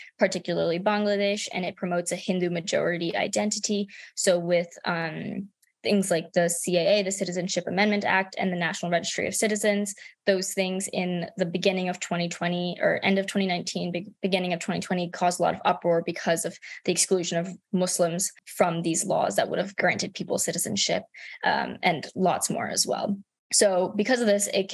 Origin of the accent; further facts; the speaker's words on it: Maryland, United States; my home state of Maryland